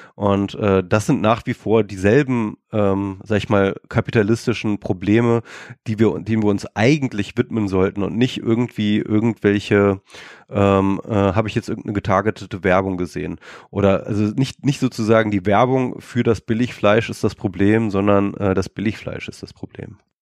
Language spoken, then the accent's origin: German; Germany; wir Deutschen